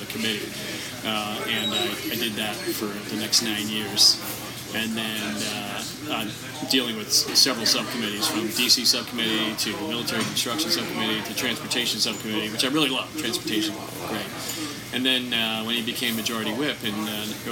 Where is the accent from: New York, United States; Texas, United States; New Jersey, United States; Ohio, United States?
New Jersey, United States; Ocean City; moved away as an adult; now in Washington, United States; I grew up just outside Ocean City, New Jersey